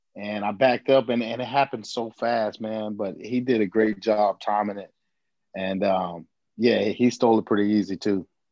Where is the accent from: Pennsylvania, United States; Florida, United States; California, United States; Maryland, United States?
Florida, United States; Fort Myers; born or raised there